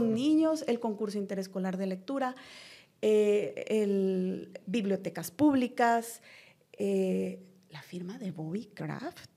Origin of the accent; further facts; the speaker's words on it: Guatemala; como guatemaltecos